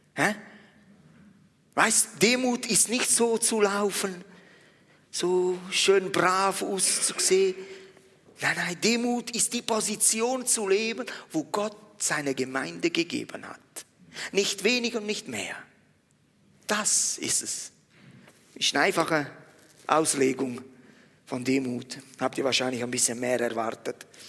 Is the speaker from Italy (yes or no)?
yes; Italy; now in Switzerland; mich als Italiener